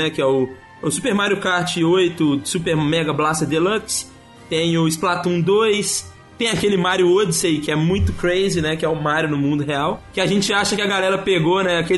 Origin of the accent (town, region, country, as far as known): Brazil